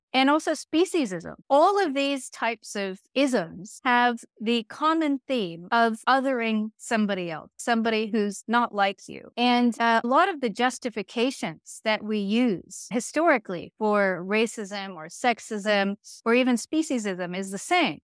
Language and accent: English; Virginia, United States; I grew up in Virginia, in the United States